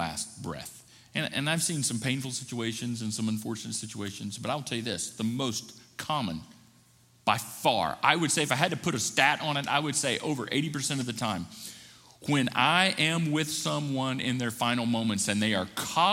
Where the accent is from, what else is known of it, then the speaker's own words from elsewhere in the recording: the South, Appalachia, United States; I grew up in churches in the South, in Appalachia.